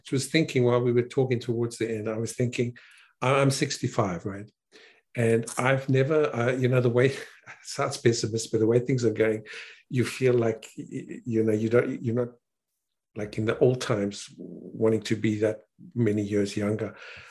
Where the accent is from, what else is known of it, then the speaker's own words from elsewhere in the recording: South Africa; also born or lived in Canada; I'm not American, I'm Canadian, South African and Canadian.